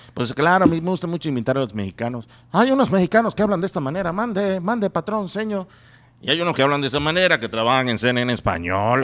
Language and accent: Spanish; Venezuela; moved away; yo soy venezolano